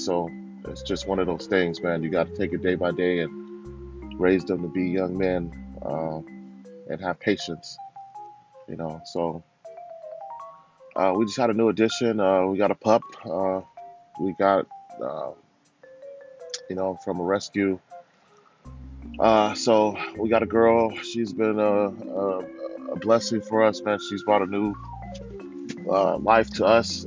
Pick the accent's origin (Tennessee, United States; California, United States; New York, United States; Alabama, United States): California, United States; Lynwood; also born or lived in Orange County, California; I grew up in Cali, you know, Southern California, Linwood, my young life, and going from 7th to 8th grade, moved to Orange County